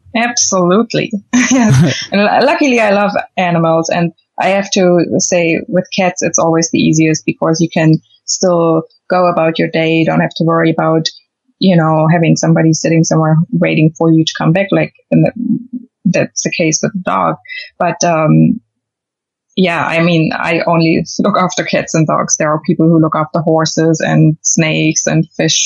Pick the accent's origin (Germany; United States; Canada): Germany; moved away as an adult; also born or lived in London, United Kingdom; I'm from Germany